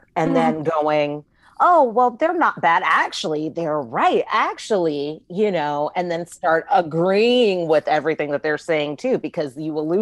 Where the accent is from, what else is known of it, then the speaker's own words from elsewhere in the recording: Palmdale, California, United States; I'm from Palmdale, California